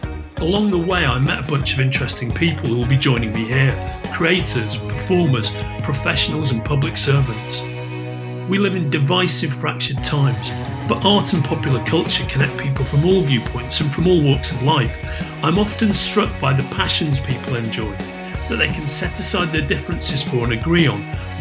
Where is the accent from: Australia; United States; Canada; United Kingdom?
United Kingdom; Merseyside, North West England; accent: Merseyside; my Merseyside accent